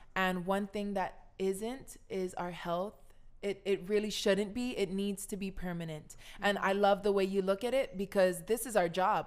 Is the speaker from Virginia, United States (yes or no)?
no; Kahaluu, Hawaii, United States; moved away as an adult; also born or lived in Minnesota; I came from Kahaluu, my grandparents, my, my, I'm Chinese Hawaiian family.